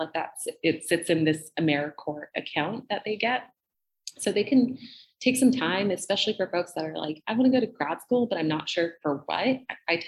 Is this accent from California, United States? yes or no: yes; Southern California, United States; moved away as an adult; also born or lived in Boston; I grew up in Southern California, went to school in Southern California